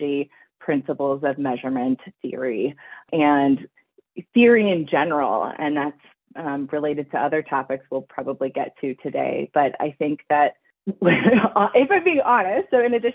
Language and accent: English; Vancouver Island, British Columbia, Canada; I grew up on Vancouver Island in British Columbia, Canada